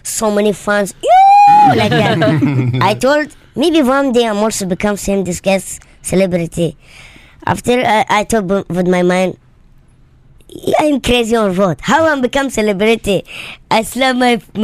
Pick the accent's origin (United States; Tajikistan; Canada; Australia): Tajikistan; English is a second language; also born or lived in London; now in Dubai, United Arab Emirates; Originally, I am from Tajikistan